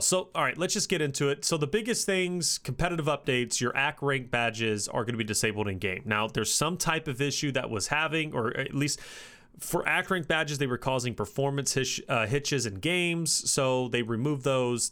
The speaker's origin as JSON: {"language": "English", "region": "Kentucky", "country": "United States", "said": "I'm from Kentucky"}